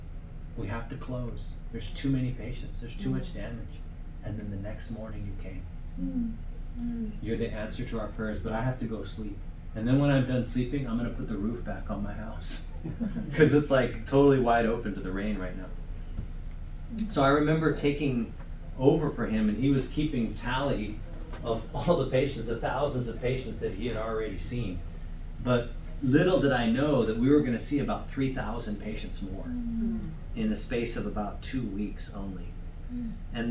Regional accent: United States; I'm from the U.S.

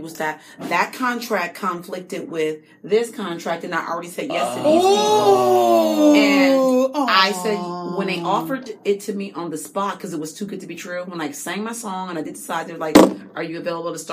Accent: Springfield, Massachusetts, United States; moved away; I'm from Massachusetts.

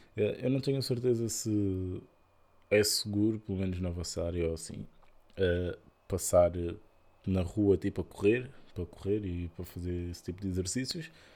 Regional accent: Portugal; nós portugueses

